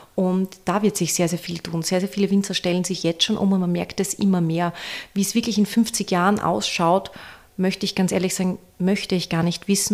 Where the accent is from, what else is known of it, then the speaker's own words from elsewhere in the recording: Styria, Austria; als Steirerin